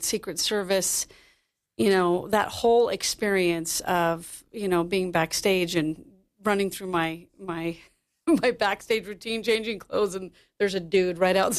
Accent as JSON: {"language": "English", "town": "San Diego", "region": "California", "country": "United States", "tie": "born or raised there", "also_born_or_lived": "New York City", "moved": "as an adult", "said": "I was raised in San Diego, and so there's a ton of beautiful musical theater and things there."}